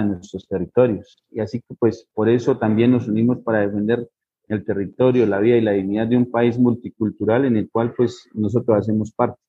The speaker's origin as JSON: {"language": "Spanish", "country": "Colombia", "said": "los pueblos indígenas somos ciudadanos, somos colombianos"}